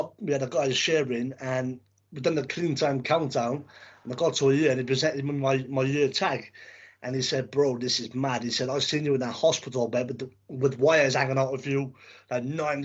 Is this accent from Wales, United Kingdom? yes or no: yes; Cardiff, Wales, United Kingdom; now in England, United Kingdom; I'm originally from Wales.